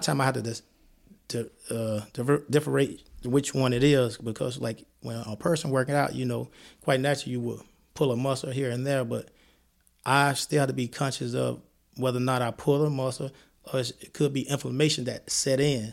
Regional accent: Columbia, Mississippi, United States; moved away as an adult; also born or lived in New Jersey; now in Madison, United States; I'm from Columbia, Mississippi, home of Walter Payton, a football player, where I moved then to New Jersey

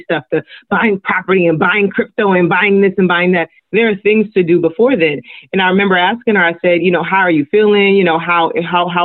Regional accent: Los Angeles, California, United States; I am Nigerian American. I'm first generation Nigerian. But I grew up in South

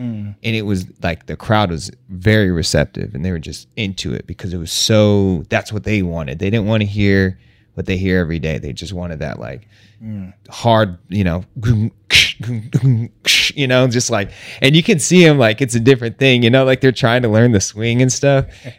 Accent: United States; You know, they know we're from the States. They know that we're bringing this sound to them.

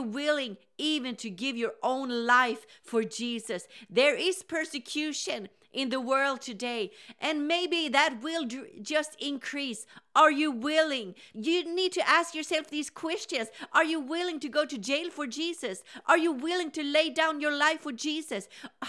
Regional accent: Sweden; English is a second language; Now, I grew up in Sweden where revival started in the 80s.

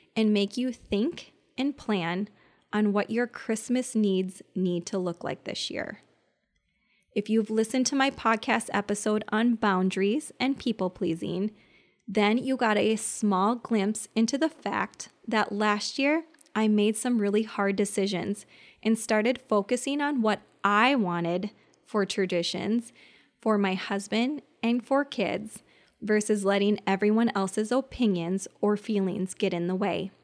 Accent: Minnesota, United States; I am from Minnesota

